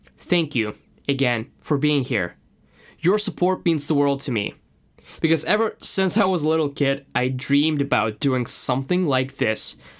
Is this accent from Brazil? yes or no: no; Moscow, Russia; accent: Russian; English is a second language; moved away as an adult; now in London, United Kingdom; my Russian accent